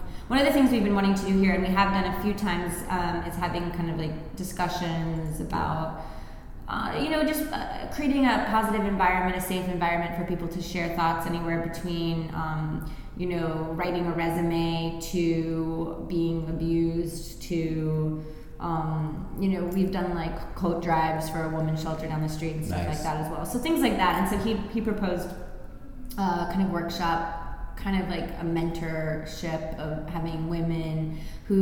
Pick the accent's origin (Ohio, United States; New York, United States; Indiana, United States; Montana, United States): New York, United States; Long Island, the Hamptons; now in Brooklyn, United States; I grew up on Long Island in the Hamptons